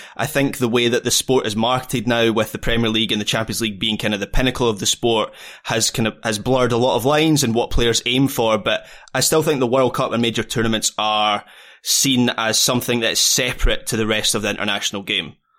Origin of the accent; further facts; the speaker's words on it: Scotland, United Kingdom; me as a Scot